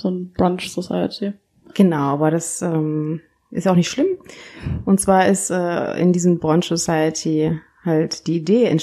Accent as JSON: {"language": "German", "country": "Kenya", "lives_now": "Berlin, Germany", "said": "davor in Kenia, da wo ich herkomme, wo meine Mutter herkommt, wo ich auch geboren wurde."}